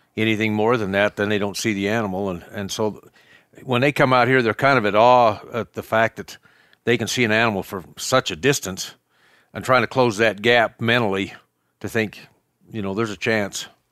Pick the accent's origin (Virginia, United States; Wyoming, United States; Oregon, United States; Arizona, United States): Wyoming, United States; Cokeville; I was raised in Cokeville as well. Um, Raised on a ranch, a cattle ranch here